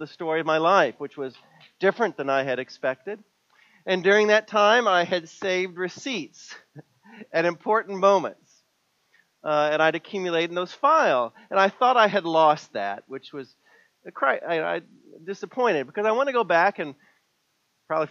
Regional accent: Missouri, United States; moved away; my hometown in Missouri

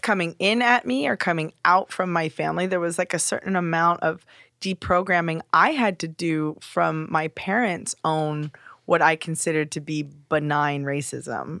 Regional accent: Simi Valley, California, United States; also born or lived in Los Angeles; I was born in Los Angeles and then moved to the suburb of Simi Valley

